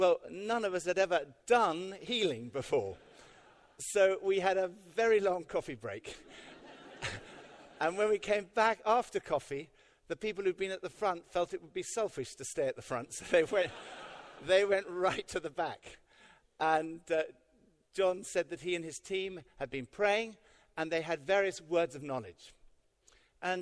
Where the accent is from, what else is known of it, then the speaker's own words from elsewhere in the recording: United Kingdom; we're British